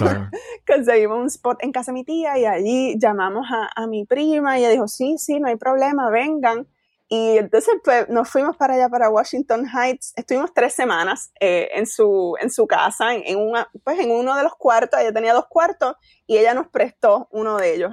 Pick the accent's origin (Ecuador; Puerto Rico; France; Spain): Puerto Rico; Isabela; moved away as an adult; now in Queens, New York, United States; nacida y criada en Isabela